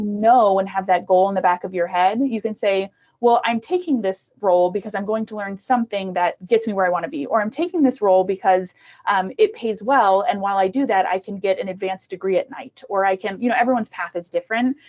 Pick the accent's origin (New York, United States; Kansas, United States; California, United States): Kansas, United States; Prairie Village; also born or lived in Costa Rica; I was born in Costa Rica we moved from Costa Rica to Prairie Village um, with my mom